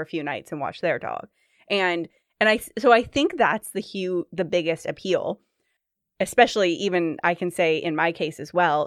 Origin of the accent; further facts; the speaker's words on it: Sacramento, California, United States; now in Seattle, United States; I'm from Sacramento, but live in Seattle right now.